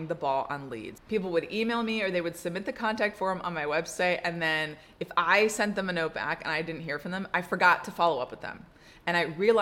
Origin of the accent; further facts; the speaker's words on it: Atlanta, Georgia, United States; my hometown of Atlanta